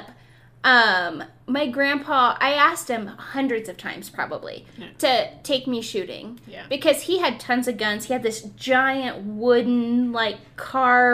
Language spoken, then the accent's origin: English; Ohio, United States; moved away as an adult; also born or lived in Nevada; I'm from Ohio